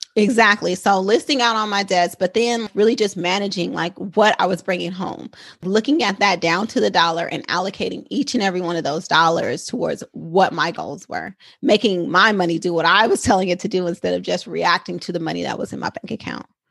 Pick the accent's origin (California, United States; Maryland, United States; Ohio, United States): California, United States; Oakland; I am a San Francisco Bay Area native. I'm a Oakland girl, true and true